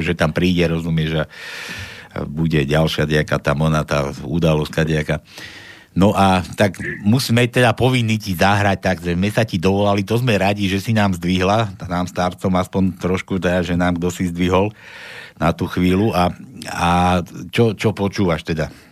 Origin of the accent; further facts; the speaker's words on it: Slovakia; my sme Slováci